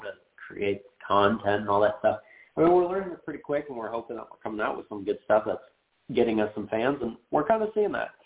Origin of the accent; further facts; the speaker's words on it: Phoenix, Arizona, United States; we're from Phoenix